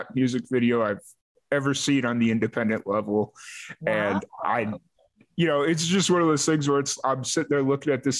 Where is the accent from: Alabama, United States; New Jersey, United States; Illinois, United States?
Illinois, United States; Chicago; moved away as an adult; also born or lived in Orlando, Florida / Bowling Green, Kentucky / Roswell, New Mexico / Tallahassee, Florida; now in Central Texas, United States; So I was born and raised in the Chicagoland area. I lived there for about 22 years.